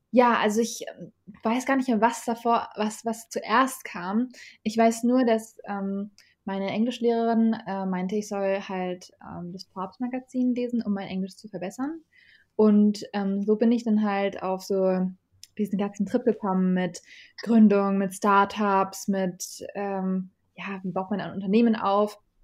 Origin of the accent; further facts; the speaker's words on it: Germany; also born or lived in Iraq; ich bin da geboren. Also ich bin mit zwei Jahren äh, nach Deutschland gereist